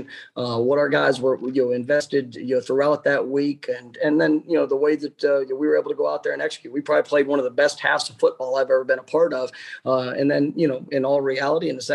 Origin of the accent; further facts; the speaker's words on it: Dallas, Texas, United States; moved away as an adult; now in Tallahassee, United States; I grew up in Dallas, Texas